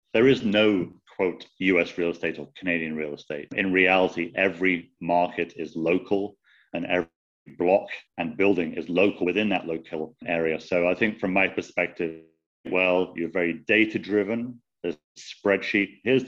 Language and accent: English; United Kingdom; now in United States; I'm obviously British, lived in the States most of my life